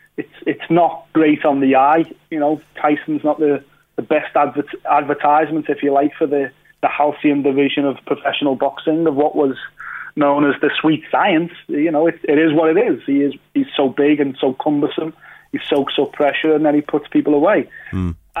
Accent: United Kingdom; we're British

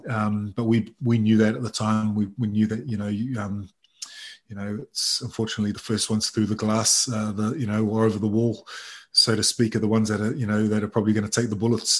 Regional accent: Palmerston North, Manawatū-Whanganui, New Zealand; also born or lived in Auckland; I, was, born in, in New Zealand in uh, Palmerston North

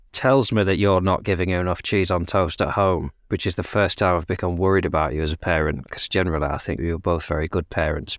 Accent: United Kingdom; we're British

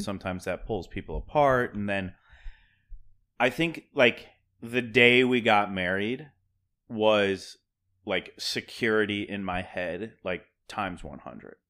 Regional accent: Pennsylvania, United States; now in Brooklyn, United States; I'm from Pennsylvania

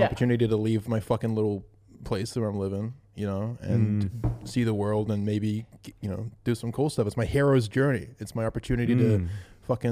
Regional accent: New Zealand; growing up in New Zealand

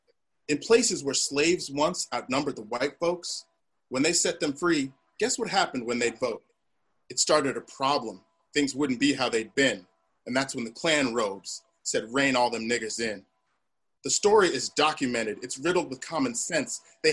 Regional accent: New Jersey, United States; born there; I was born in New Jersey.

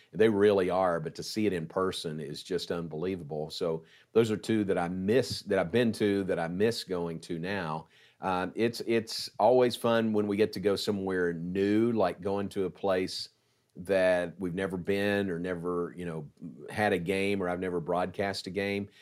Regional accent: Danville, Kentucky, United States; moved away as an adult; also born or lived in Louisville, Kentucky; now in Waco, United States; my hometown of Danville, Kentucky

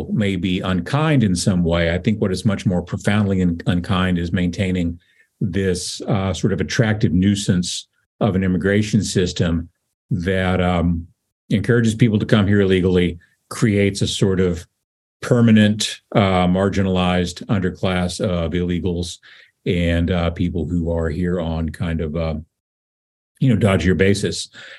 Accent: West Texas, United States; moved away; also born or lived in Norwalk, Connecticut; I grew up in West Texas. I've been seeing Spanish billboards since before I could read

